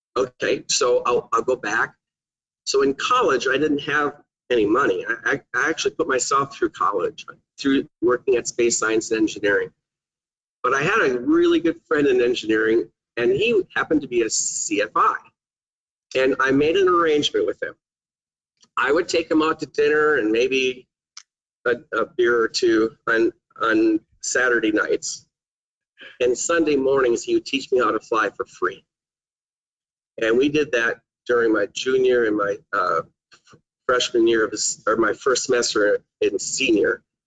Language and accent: English; Manitowoc, Wisconsin, United States; I'm from Manitowoc, Wisconsin